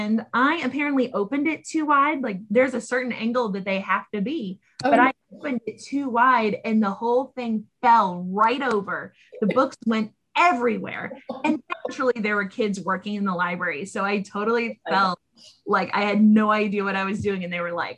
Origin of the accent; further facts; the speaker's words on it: Massachusetts, United States; now in Fairfax County, Virginia, United States; Where I grew up in Massachusetts